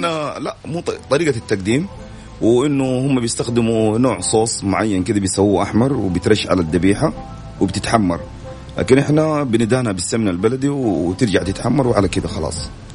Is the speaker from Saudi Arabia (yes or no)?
yes; Saudi Arabia; إحنا كشباب سعوديين